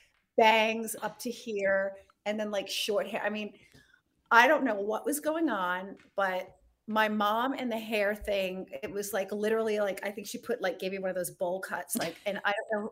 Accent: Rhode Island, United States; moved away; also born or lived in Monte Carlo; I grew up in Rhode Island

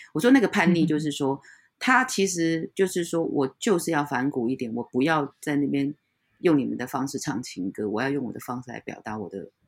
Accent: Taiwan; Chinese is a second language; 我们原住民常常会被人家认为是泰国人

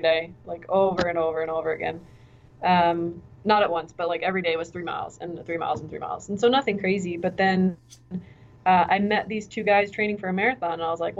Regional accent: Williamsport, Pennsylvania, United States; I grew up in Williamsport, Pennsylvania, so very much central PA

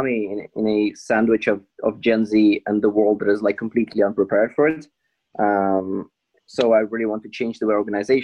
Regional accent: Ukraine; now in United Kingdom; when I moved from Ukraine

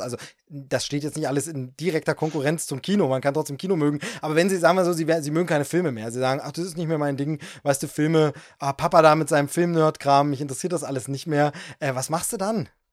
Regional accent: East Germany, Germany; wir sind Ossi-Kinder

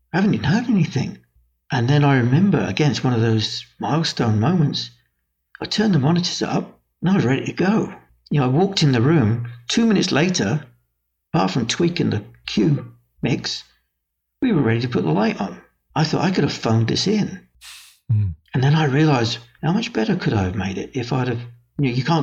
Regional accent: England, United Kingdom; moved away as an adult; also born or lived in United States; being English and being brought up there

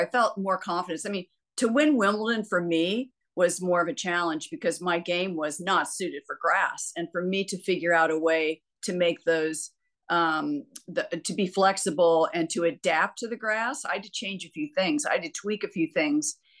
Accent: United States; I'm American

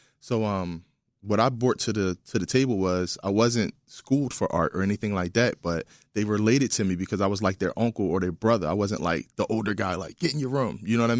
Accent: Philadelphia, Pennsylvania, United States; I'm from West Philadelphia, born and raised.

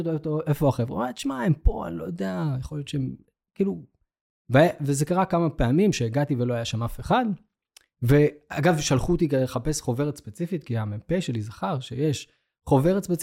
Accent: Beersheba, Southern District, Israel; אני גדלתי בבאר שבע

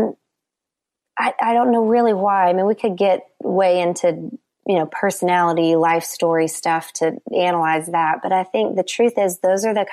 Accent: the South, United States; now in Nashville, United States; I was raised in the South and in church

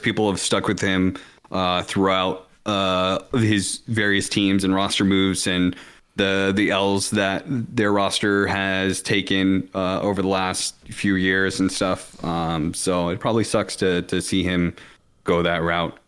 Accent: Seattle, Washington, United States; I grew up in Seattle

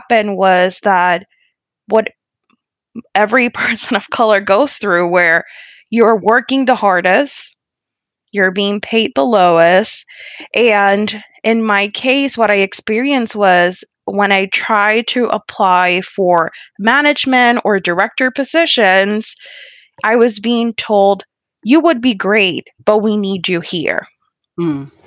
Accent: Puerto Rico; English is a second language; moved away as an adult; also born or lived in San Juan, Puerto Rico / Ponce, Puerto Rico; now in Massachusetts, United States; So I was born and raised in Puerto Rico. I was born and raised in San Juan, half of my life, and then in Ponce, Puerto Rico

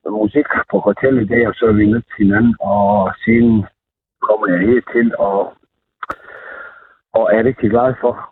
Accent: Montenegro; Danish is a second language; moved away as an adult; now in Nordborg, Denmark; jeg kommer oprindeligt fra Montenegro, altså ikke jugoslavien har boet her i Norge siden 1987, øh, er dansk gift

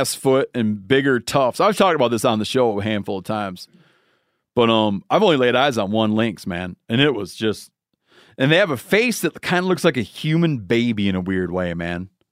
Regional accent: Michigan, United States; born or raised there

